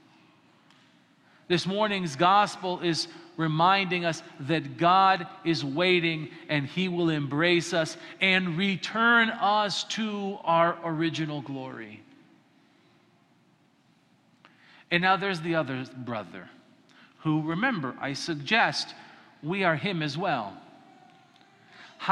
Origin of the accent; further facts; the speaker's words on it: Colorado, United States; I grew up in Colorado and there's prairies